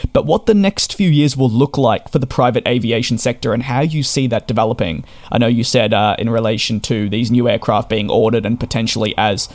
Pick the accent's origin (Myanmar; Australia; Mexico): Australia; I'm being Australian myself